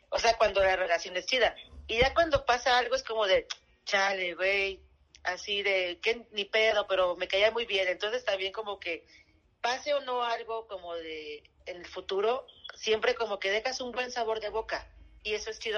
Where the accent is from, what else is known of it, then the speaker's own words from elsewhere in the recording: Veracruz, Mexico; also born or lived in Chihuahua; yo soy de provincia, soy de Veracruz y mitad Chihuahua.